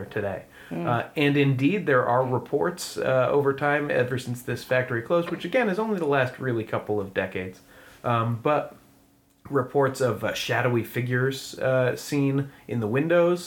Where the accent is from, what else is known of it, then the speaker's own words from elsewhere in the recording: Stratford, Connecticut, United States; Stratford, my hometown